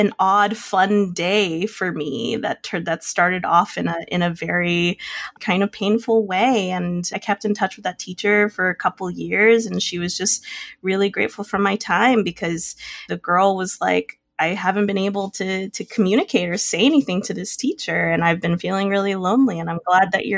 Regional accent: a western suburb outside of Houston, Texas, United States; I grew up in a western suburb outside of Houston, Texas

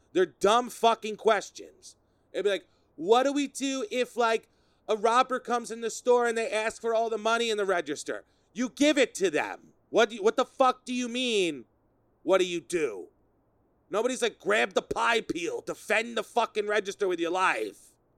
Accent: Sayville, New York, United States; my hometown of Sayville. Sayville, New York, where I grew up

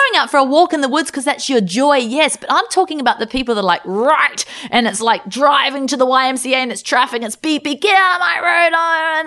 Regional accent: Australia; we're from Australia

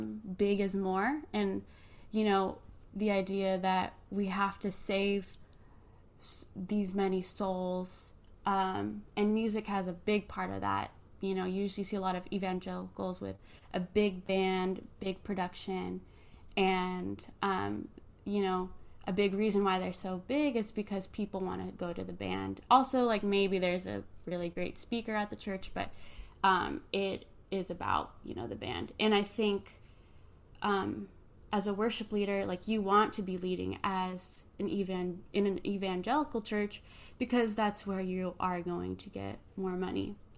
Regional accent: Philippines; now in United States; Yeah, I think as a Filipino worship leader, I think about the roots that I grew up with, which is the importance of hospitality

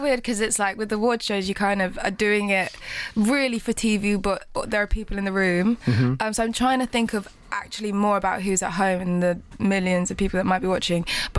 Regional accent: United Kingdom; me being very British

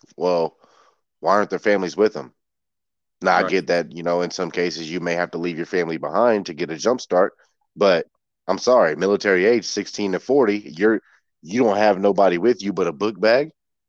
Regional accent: Georgia, United States; I'm originally from Georgia. I was born in Georgia. And my dad still lives down there.

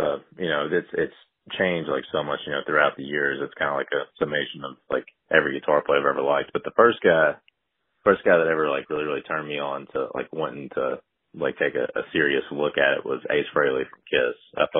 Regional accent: Pulaski County, Kentucky, United States; now in Lexington, United States; guitarist of … I'm originally from Pulaski County, but I am in Lexington, Kentucky as of right now.

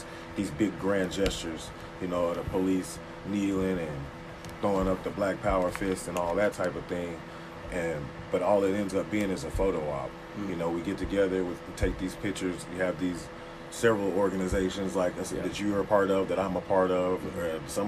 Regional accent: Texas, United States; now in Arkansas, United States; I'm from Texas

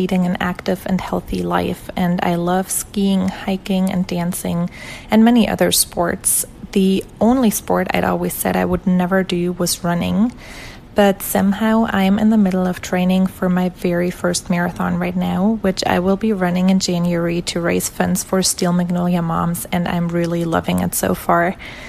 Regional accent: Germany; moved away as an adult; now in Houston, United States; Hey there … I'm from Germany, but have been living in Houston, Texas for almost 5 years now.

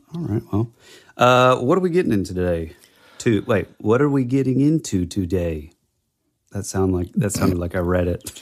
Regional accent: Georgia, United States; I grew up in Georgia.

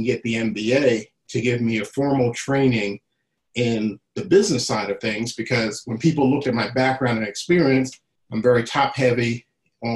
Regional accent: New Jersey, United States; moved away as an adult; I'm originally from South Jersey. I spent most of my time in South Jersey, probably up until about 30 years old. So, you know, elementary school, high school, other than going away to college, I was in New Jersey the first 30 years of my life

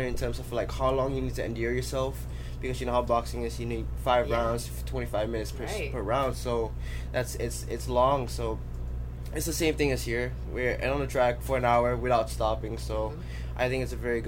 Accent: Florida, United States; it's my home state.

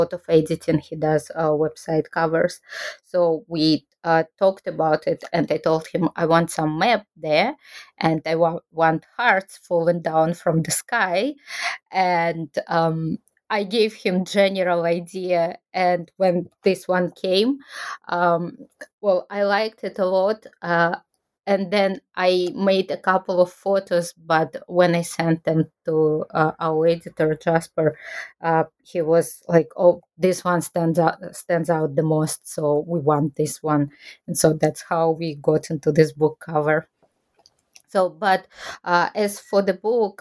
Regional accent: Kazakhstan; moved away as an adult; now in Japan

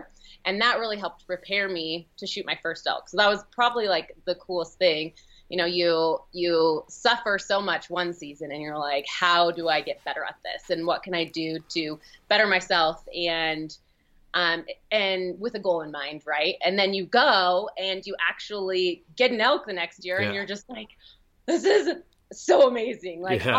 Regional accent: Oregon, United States; moved away as an adult; now in Utah, United States; And I'm from Oregon, so I moved to Utah maybe 2 years ago to take the position with Mountain Ops.

